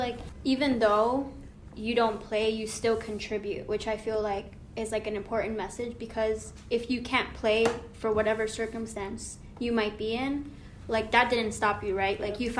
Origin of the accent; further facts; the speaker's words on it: Guayaquil, Guayas, Ecuador; Yeah. I'm actually from Guayaquil, which is...